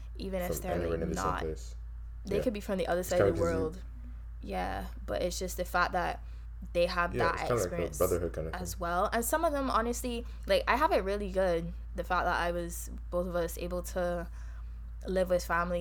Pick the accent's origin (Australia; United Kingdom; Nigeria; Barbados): Barbados; accent: Bajan; moved away as an adult; now in Canada; From Barbados